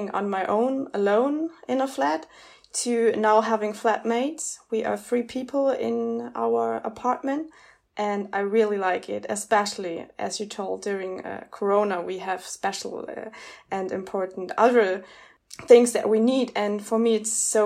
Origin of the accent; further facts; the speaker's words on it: Munich, Bavaria, Germany; I started my BA also in Munich as I grew up in Munich.